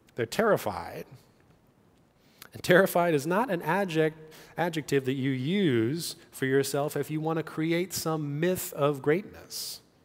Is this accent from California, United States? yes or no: yes; California, United States; moved away; I grew up in California